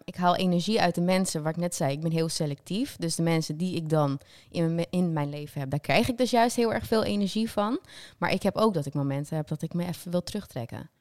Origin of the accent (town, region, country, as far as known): North Holland, Netherlands; moved away; also born or lived in south of the Netherlands